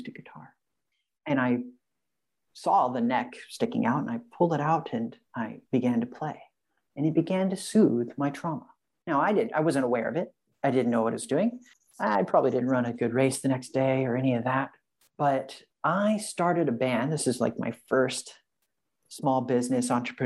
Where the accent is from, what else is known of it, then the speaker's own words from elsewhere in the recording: Franklin, Illinois, United States; moved away as an adult; also born or lived in Carbondale, Illinois / Shanghai; now in San Diego, United States; I grew up in Franklin, Illinois